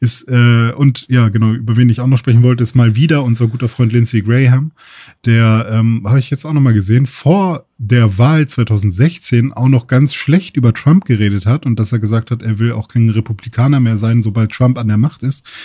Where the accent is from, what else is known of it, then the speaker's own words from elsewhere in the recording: Germany; bei uns in Deutschland